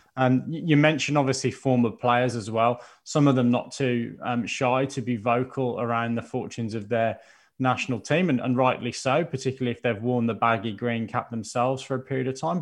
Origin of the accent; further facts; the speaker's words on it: Birmingham, West Midlands, United Kingdom; I'll be rooting for my hometown Birmingham boys